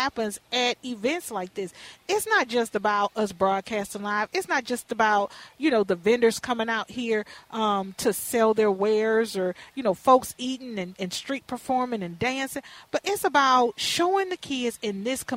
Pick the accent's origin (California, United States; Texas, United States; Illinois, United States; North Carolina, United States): Texas, United States; Houston; now in Minneapolis, United States; when I was a little girl growing up in Fifth Ward in Houston